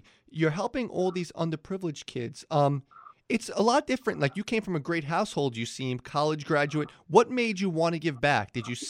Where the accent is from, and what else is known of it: New York, United States; born or raised there